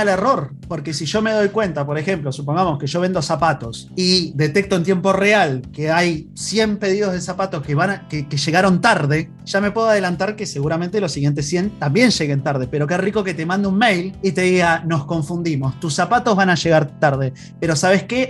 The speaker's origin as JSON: {"language": "Spanish", "country": "Argentina", "accent": "Argentine", "moved": "as an adult", "lives_now": "Chile", "said": "mi acento es un poquito argentino, pero hace ya más de cinco años que estoy acá radicado en Chile"}